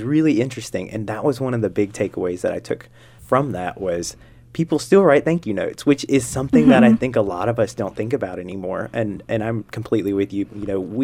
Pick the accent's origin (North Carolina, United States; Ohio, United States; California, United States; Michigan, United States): North Carolina, United States; I'm from North Carolina